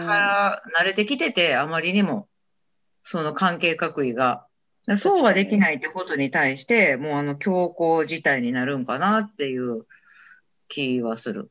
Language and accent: Japanese; Kansai, Japan; もう私関西の人やからかもしれないけど